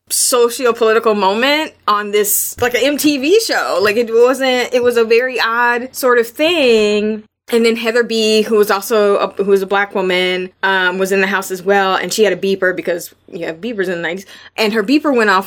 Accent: Las Vegas, Nevada, United States; I'm from Las Vegas

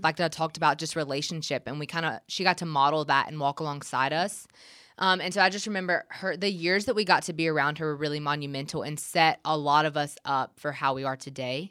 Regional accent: Gray, Georgia, United States; moved away as an adult; also born or lived in Milledgeville, Georgia; now in Nashville, United States; I'm from Gray, which is right outside of Macon

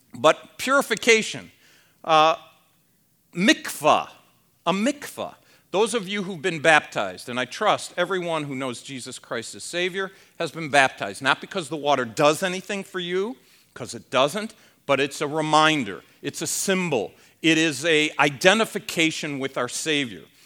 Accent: Ohio, United States; I was born in Ohio.

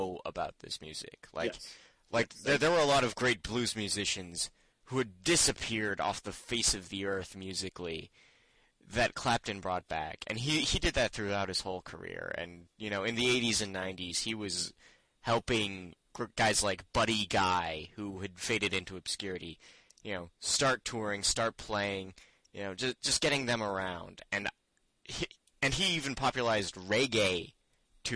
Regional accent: Canada; We're Canadian

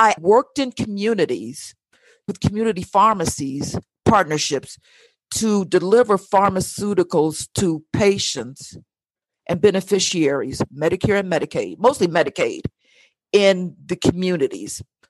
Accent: Chicago, Illinois, United States; moved away; also born or lived in high desert; I'm a baby boomer who's, I'll say, privileged beneficiary of the civil rights. Born and bred in Chicago. Now I'm in the high desert

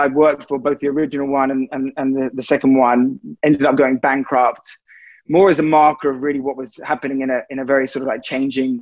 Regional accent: London, United Kingdom; moved away as an adult; now in Los Angeles, United States; I'm originally from London.

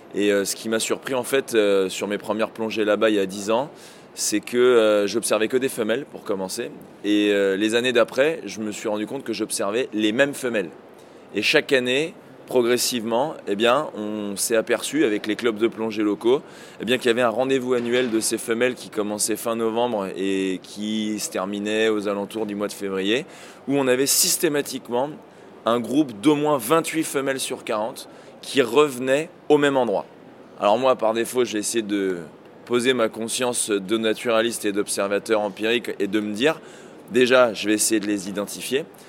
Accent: France; chez nous en France

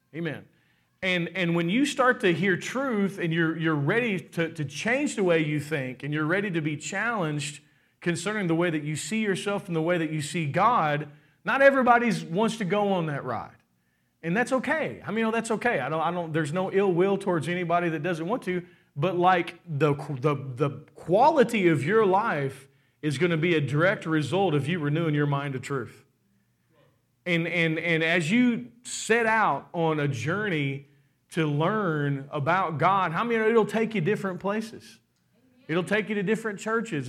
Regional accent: Kentucky, United States; We're from Kentucky

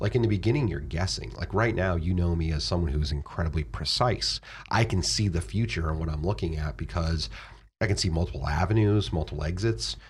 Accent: Florida, United States; moved away as an adult; now in Virginia, United States; I moved from Florida to Virginia, like, one of the few people who leave Florida if you grow up there

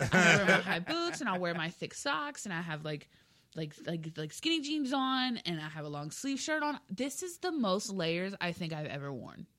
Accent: South Texas, United States; moved away; I'm from South Texas? We don't get snow.

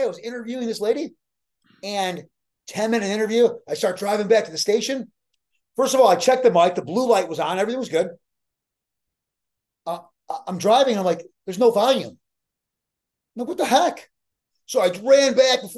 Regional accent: Chicago, Illinois, United States; also born or lived in Alaska; now in Victoria, Texas, United States; I'm from Chicago. I'm used to cold winters

